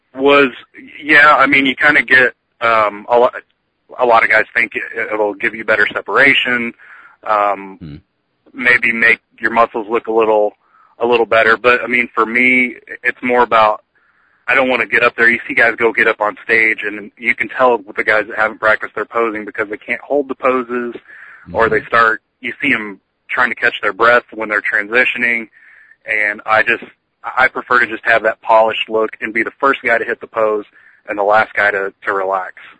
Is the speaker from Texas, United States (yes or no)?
no; St. Louis, Missouri, United States; also born or lived in southern Indiana; I'm from St. Louis, Missouri, uh, by way of uh, southern Indiana, a little podunk town you never heard of.